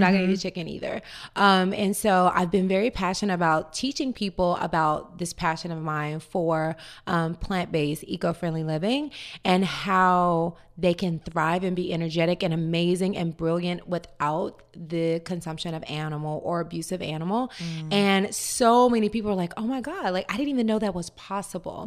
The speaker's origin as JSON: {"language": "English", "region": "Tennessee", "country": "United States", "tie": "born or raised there", "moved": "yes", "lives_now": "Marina del Rey, United States"}